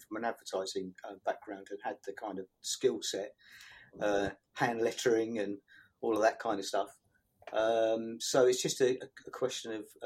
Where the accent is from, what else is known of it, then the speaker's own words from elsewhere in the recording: St Albans, East of England, United Kingdom; also born or lived in Woodside; I was born in St Albans. Obviously, sort of grew up here